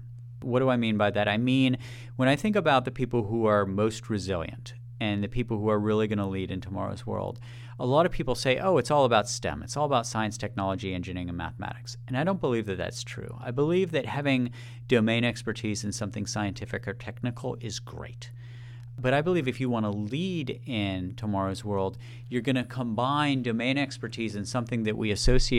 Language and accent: English; Maryland, United States; In my home state of Maryland, the average age of a plumber is 60.